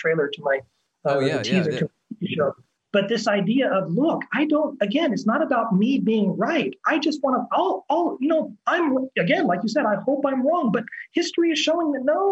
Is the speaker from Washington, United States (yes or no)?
yes; Washington, United States; moved away as an adult; now in Belo Horizonte, Brazil; I'm an actor from Washington State. I've been in Belo Horizonte, Brazil for the last 9 years